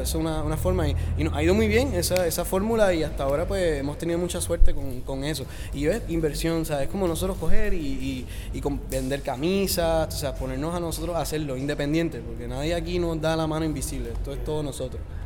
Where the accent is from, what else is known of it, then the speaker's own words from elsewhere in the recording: Puerto Rico; soy de Puerto Rico